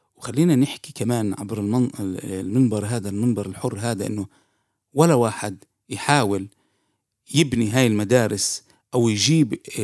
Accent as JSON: {"language": "Arabic", "town": "Jaffa", "region": "Tel Aviv District", "country": "Israel", "said": "عندنا بيافا"}